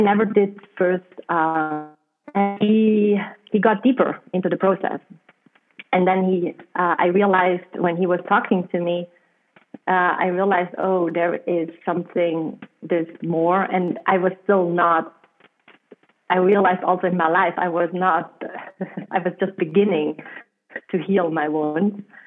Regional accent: South Tyrol, Trentino-Alto Adige, Italy; accent: German; first language German; English is a second language; moved away as an adult; also born or lived in Peruvian Amazon; I'm coming from a um, from a region uh, close to the border to Austria, and we use so German but we are Italian passport holders.

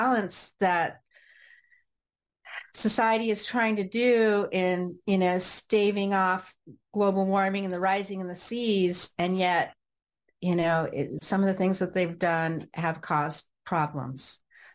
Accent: Orange County, California, United States; also born or lived in Los Angeles, California; now in Cardiff by the Sea, United States; I was born in Los Angeles, and I grew up in Orange County.

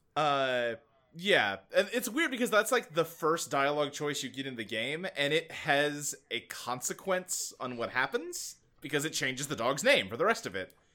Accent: Kentucky, United States; moved away as an adult; I grew up in Kentucky. We moved there when I was, like, eight, and I lived there till I was, like, twenty-one, twenty-two.

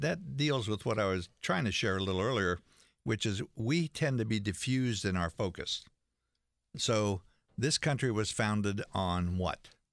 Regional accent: West Virginia, United States; I grew up in West Virginia

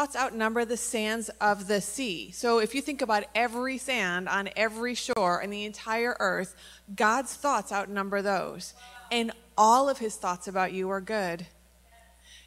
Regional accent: United States; I'm from the United States

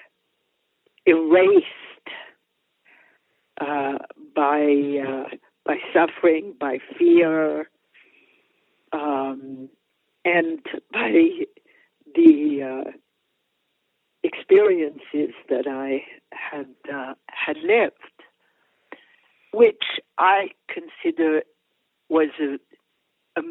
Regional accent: Paris, Île-de-France, France; moved away; I grew up in Europe. I grew up in Paris. I'm fundamentally European

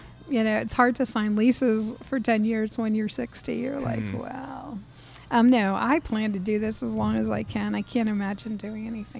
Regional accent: New England, United States; It was like opening one of the seafood shacks that I grew up with in New England.

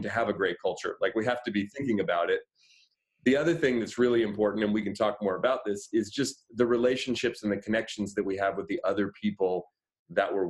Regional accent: Oakland, California, United States; I live here in the Bay Area. I grew up in Oakland

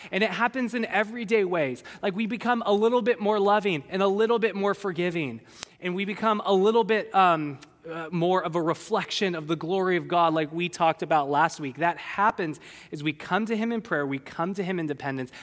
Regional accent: California, United States; I'm a Californian.

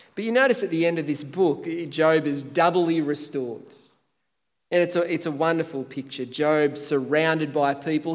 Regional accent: Tathra, New South Wales, Australia; moved away; my hometown Tathra, which is arguably the most beautiful part of Australia.

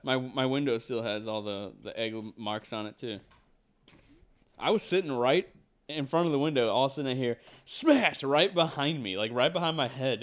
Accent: United States; we are from America

